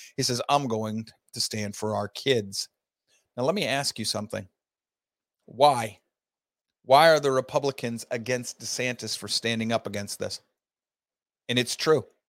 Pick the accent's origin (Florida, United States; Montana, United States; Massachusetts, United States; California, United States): Florida, United States; my home state of Florida